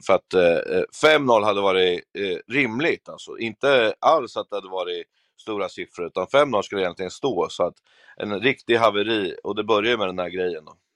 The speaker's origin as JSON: {"language": "Swedish", "town": "Örebro", "region": "Örebro County", "country": "Sweden", "said": "det är mörkare hemma i Örebro"}